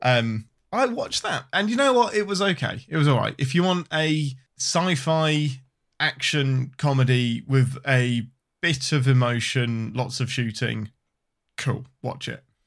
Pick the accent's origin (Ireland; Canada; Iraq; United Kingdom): United Kingdom; England; I'm your Englishman